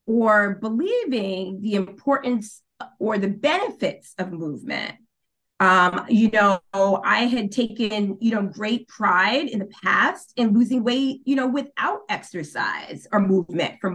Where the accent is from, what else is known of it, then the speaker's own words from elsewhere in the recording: New York, United States; moved away as an adult; also born or lived in Maryland; now in Washington, D.C., United States; I'm originally from New York, but I've made my home in the Washington, D.C., Maryland area for the past 9 years